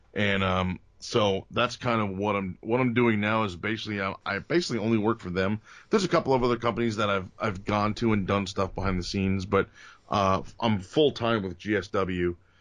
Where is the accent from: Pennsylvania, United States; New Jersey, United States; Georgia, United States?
New Jersey, United States; Bergen County; also born or lived in Atlantic City, New Jersey; My, my family moved to Bergen County when I was, I don't know, one or two, uh, or three. So North Jersey